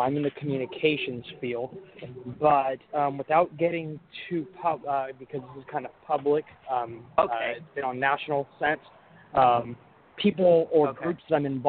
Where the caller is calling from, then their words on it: Fairfield, California, United States; I am calling from Fairfield, California.